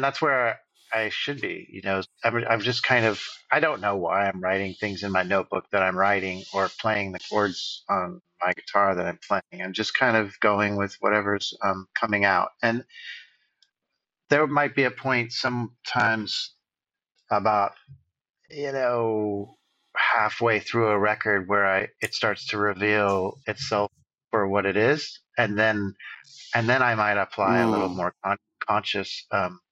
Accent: Fairfax, California, United States; also born or lived in Bolinas, California / Bay Area; I officially grew up in Fairfax

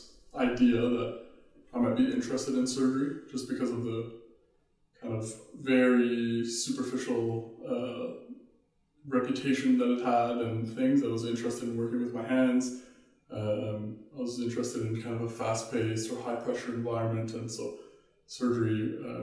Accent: Ottawa, Ontario, Canada; moved away as an adult; now in Vancouver, Canada; I grew up in Ottawa

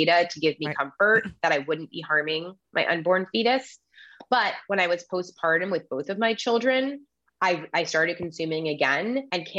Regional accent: Massachusetts, United States; moved away as an adult; now in Sonoma County, California, United States; I grew up in Massachusetts

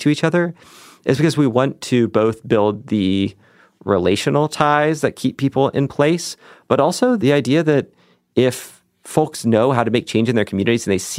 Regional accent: Lexington, Kentucky, United States; Growing up in Lexington

